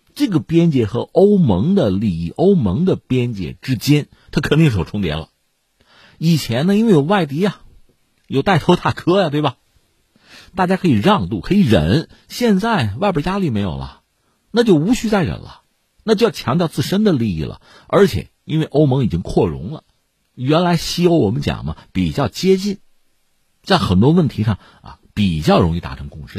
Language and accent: Chinese; China; 我们中国人